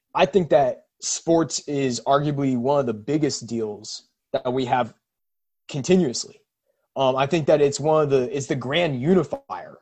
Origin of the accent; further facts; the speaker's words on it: Seattle, Washington, United States; for us growing up in Seattle